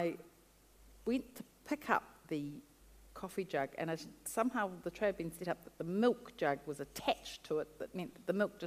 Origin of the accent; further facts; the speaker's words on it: New Zealand; also born or lived in Gisborne / Brazil; Came back to New Zealand, and I went home to live with my parents in Wellington